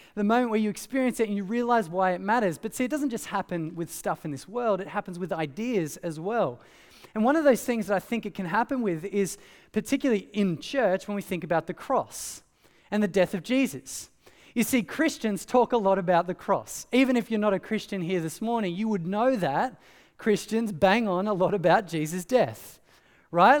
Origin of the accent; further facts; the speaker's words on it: Australia; growing up in Australia